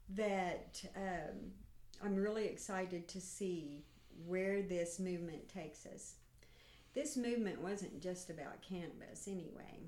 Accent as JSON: {"language": "English", "town": "Stigler", "region": "Oklahoma", "country": "United States", "said": "I'm from Stigler, Oklahoma"}